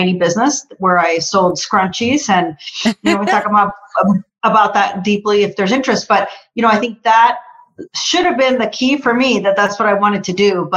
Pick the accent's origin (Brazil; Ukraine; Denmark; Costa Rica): Costa Rica; English is a second language; moved away; I'm originally from Costa Rica. So, you know, definitely English is my second language